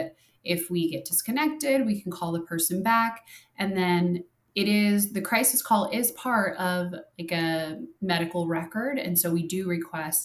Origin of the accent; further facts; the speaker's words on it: Minnesota, United States; now in Arizona, United States; I'm from Minnesota